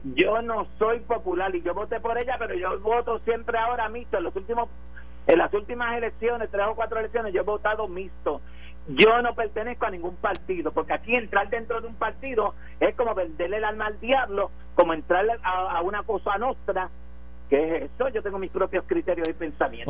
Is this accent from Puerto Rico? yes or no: yes; Puerto Rico; born or raised there